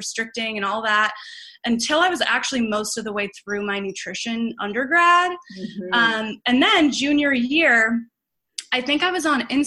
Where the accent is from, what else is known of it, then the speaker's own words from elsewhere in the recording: Boston, Massachusetts, United States; moved away as an adult; also born or lived in Illinois; I'm originally from Boston, or outside of Boston